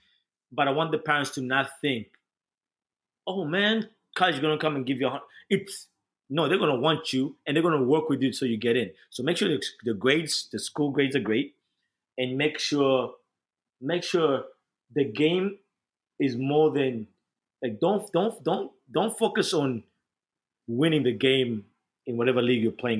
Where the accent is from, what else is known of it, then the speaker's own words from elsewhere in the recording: New Jersey, United States; I was American, quote unquote, because I came from New Jersey.